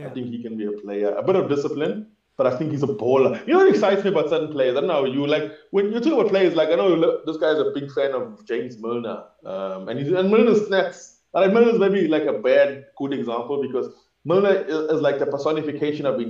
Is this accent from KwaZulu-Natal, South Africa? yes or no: yes; Durban, KwaZulu-Natal, South Africa; growing up in Newlands East or in the college section